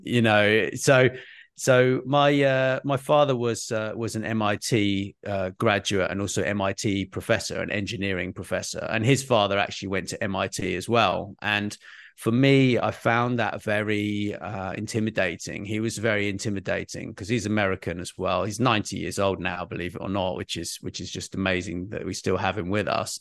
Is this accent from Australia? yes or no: no; United Kingdom